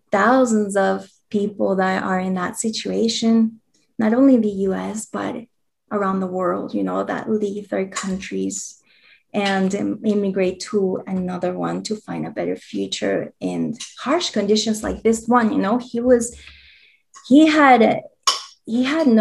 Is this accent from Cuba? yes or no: no; Peru; now in United States; I'm from Peru